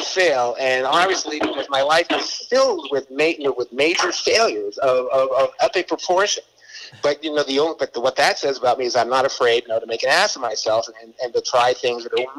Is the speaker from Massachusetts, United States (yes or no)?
yes; Boston, Massachusetts, United States; And I'm from Boston, and we went to school in Connecticut.